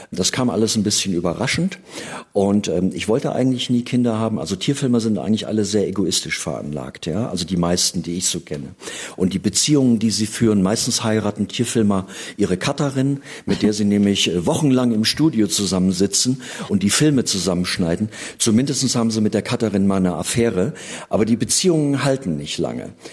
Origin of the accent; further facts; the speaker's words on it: Gotha, Thuringia, Germany; Und die Geschichte hat sich wirklich so zugetragen und zwar in Gotha, also wo ich geboren bin, in meiner Heimatstadt.